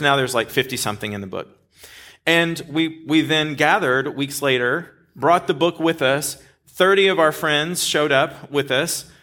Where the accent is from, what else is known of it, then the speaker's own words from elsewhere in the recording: Dallas, Texas, United States; now in California, United States; I grew up in this area, like North Dallas